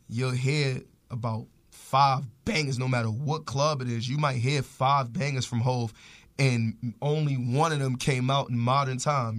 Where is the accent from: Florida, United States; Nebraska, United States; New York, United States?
New York, United States; New York City; growing up in Harlem